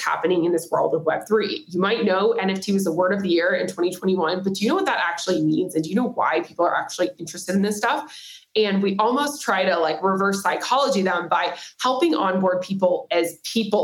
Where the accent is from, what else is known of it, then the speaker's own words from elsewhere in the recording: Nashville, Tennessee, United States; also born or lived in San Diego / Silicon Valley / San Francisco / New York City; now in Miami, United States; I'm originally from Nashville, Tennessee, currently based in Miami, Florida